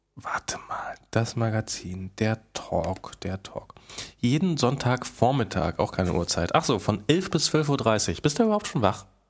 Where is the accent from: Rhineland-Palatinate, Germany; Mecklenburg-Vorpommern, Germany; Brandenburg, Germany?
Brandenburg, Germany; Rüdersdorf; born or raised there; now in Berlin, Germany